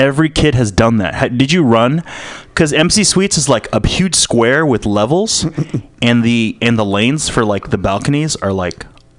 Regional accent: Philippines; I'm a Filipino.

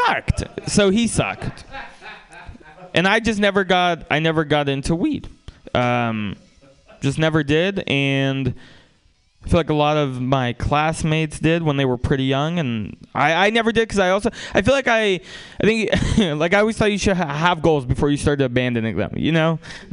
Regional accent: San Francisco, California, United States; also born or lived in Russia; I grew up in San Francisco

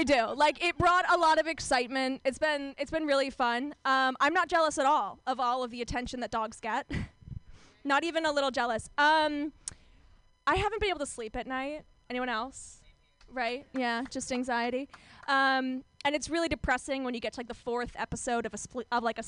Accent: Orange County, California, United States; I grew up in Orange County, California

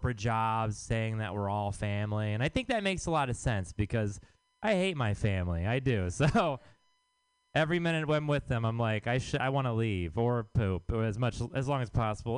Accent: Texas, United States; now in San Francisco, United States; I am from Texas

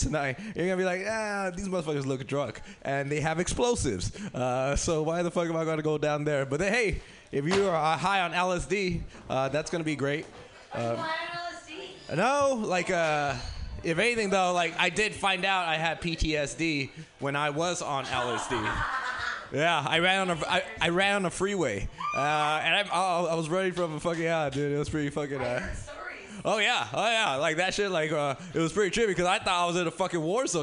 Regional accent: Los Angeles, California, United States; I grew up in South Central, so uh, I'm in LA myself

